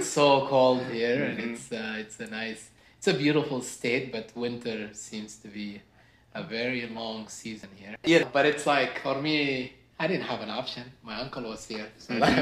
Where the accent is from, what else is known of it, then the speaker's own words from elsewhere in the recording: Sudan; English is a second language; moved away as an adult; now in United States; I originally come from north, you could say northeast Africa, from Sudan. And I was born and raised there. I moved to the US when I was 18